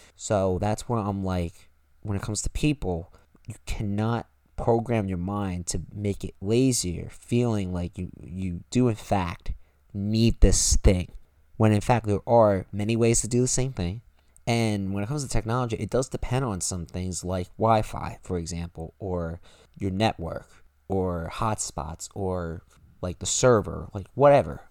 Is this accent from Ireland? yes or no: no; United States; we are American.